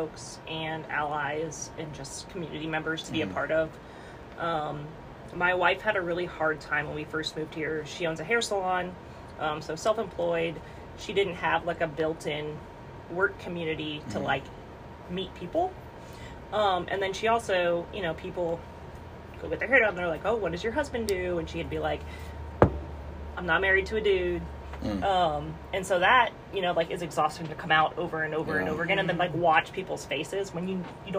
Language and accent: English; Brandon, Florida, United States; moved away; I'm from Brandon, Florida. So Central Florida, middle of the state, right between Tampa and Orlando